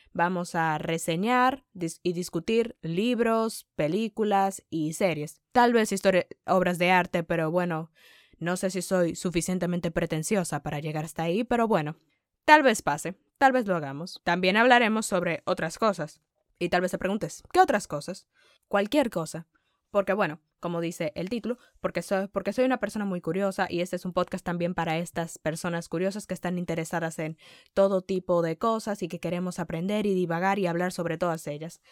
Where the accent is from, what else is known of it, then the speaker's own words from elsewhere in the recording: Dominican Republic; first language Spanish; soy dominicana, nací y crecí en República Dominicana.